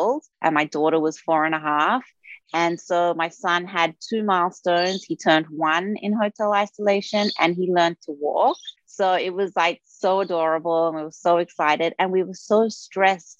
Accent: Australia; moved away; also born or lived in New York; I'm originally from Australia. However, we were living in New York for 10 years

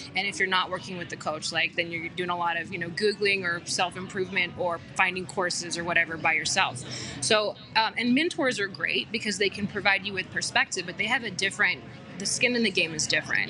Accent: Aurora, Colorado, United States; also born or lived in Boulder / Denver; I grew up in Aurora, went to school in Boulder, finished school in Denver

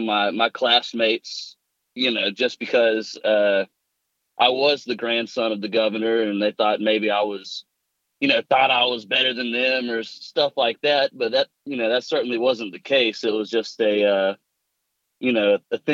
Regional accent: Lavonia, Georgia, United States; also born or lived in Anderson, South Carolina; I was born in Anderson, South Carolina, and grew up in Livonia, Georgia

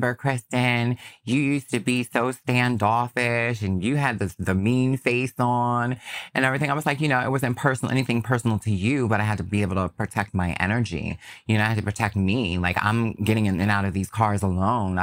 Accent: New York, United States; as a New Yorker

